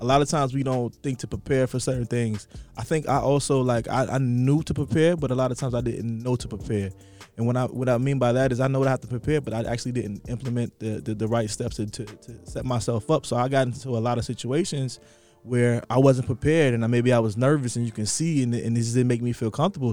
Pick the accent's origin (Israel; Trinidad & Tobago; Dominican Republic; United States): United States; Atlanta, Georgia; also born or lived in New York; growing up in Atlanta